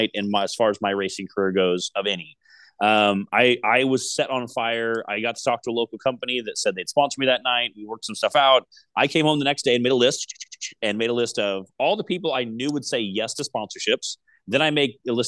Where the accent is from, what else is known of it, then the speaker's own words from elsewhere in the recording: Decatur, Illinois, United States; I come from Decatur, Illinois, Central Illinois, Midwest